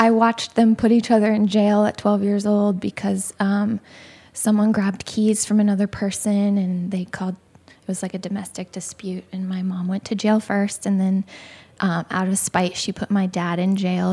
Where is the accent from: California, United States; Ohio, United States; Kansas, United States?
Ohio, United States; I was born in Ohio, and kind of lived there my whole life